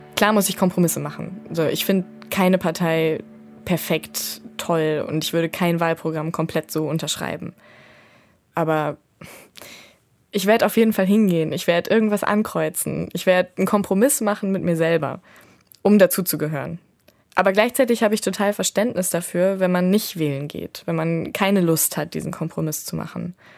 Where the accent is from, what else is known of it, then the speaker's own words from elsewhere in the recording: Ruhr area, North Rhine-Westphalia, Germany; Ich bin im Ruhrgebiet aufgewachsen, in einer Plattenbausiedlung